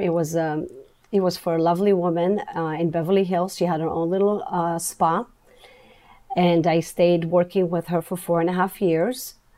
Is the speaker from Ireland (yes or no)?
no; Israel; moved away; Growing up in Israel, um, I grew up in a kind of a holistic